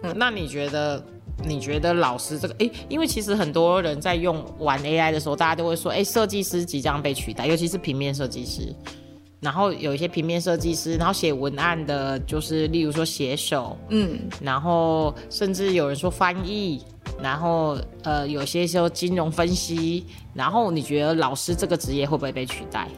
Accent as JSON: {"language": "Chinese", "town": "Tainan", "country": "Taiwan", "said": "他是我们台南人"}